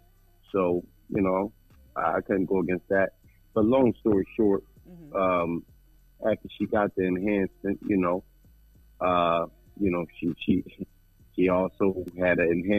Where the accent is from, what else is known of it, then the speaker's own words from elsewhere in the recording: Philadelphia, Pennsylvania, United States; I'm from Philadelphia.